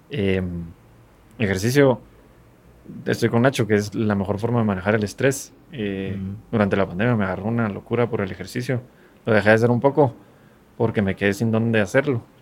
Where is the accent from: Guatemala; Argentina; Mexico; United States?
Guatemala; born there; gracias a Dios nacimos en una posición en Guatemala privilegiada